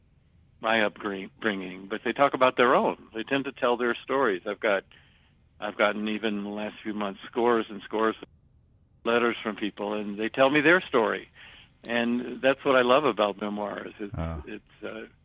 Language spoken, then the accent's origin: English; the South, United States; born or raised there